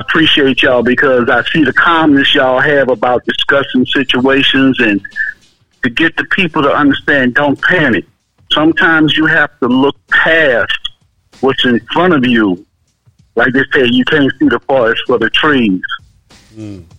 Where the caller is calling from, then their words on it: Powder Springs, Georgia, United States; Hey, this is …. I'm calling from Powder Springs, Georgia.